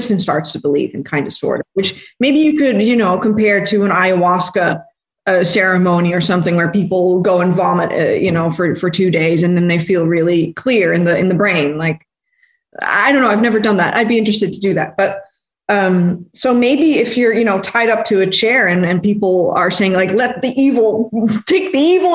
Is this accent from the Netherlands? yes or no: yes; Netherlands; I'm from Holland, and this is a very secular country, so I didn't really grow up with any religion